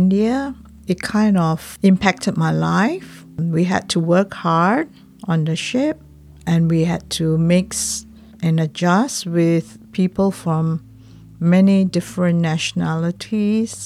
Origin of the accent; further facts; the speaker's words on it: Petaling Jaya, Selangor, Malaysia; I grew up with my grandmother in Petaling Jaya, which is a suburban area near to Kuala Lumpur, the capital of Malaysia